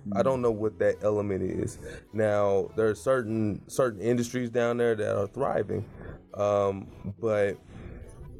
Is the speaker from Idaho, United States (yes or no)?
no; St. Louis, Missouri, United States; also born or lived in Rolla, Missouri; now in Kansas City, United States; I'm a Missouri kid, so like growing up in St. Louis, going to school in Rolla